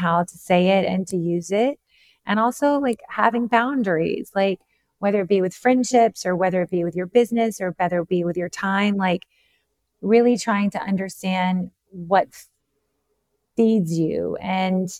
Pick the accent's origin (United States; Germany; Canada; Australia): United States; the South; I'm from the South